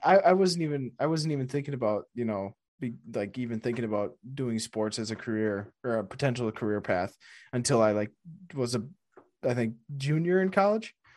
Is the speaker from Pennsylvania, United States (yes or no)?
no; Wisconsin, United States; I'm from Wisconsin